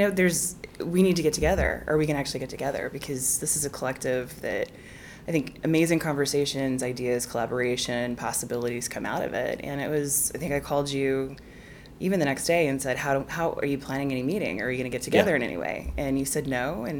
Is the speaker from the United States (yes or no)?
yes; Salt Lake City, Utah, United States; also born or lived in Geneva, Switzerland; now in London, United Kingdom; Salt Lake slash Geneva.